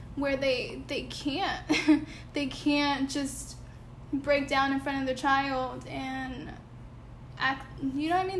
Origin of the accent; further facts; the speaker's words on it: Bridgeport, Connecticut, United States; moved away; growing up back home in Connecticut, when so so I grew up in Bridgeport